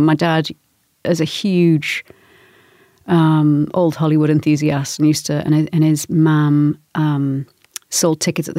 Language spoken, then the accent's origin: English; Newcastle, North East England, United Kingdom; Newcastle, northeast of England.